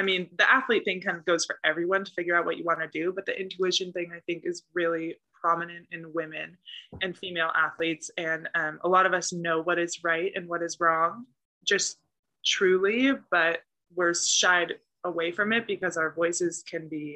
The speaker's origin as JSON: {"language": "English", "area": "the Bay Area", "region": "California", "country": "United States", "said": "I'm from the Bay"}